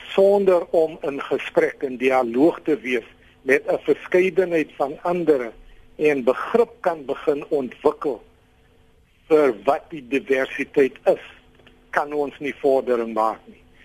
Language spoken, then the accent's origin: Afrikaans; South Africa